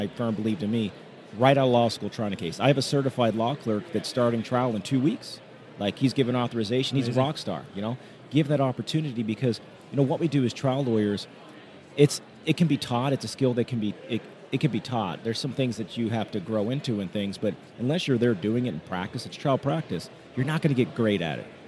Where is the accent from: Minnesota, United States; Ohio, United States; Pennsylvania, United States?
Pennsylvania, United States; Pittsburgh; I'm from Pittsburgh.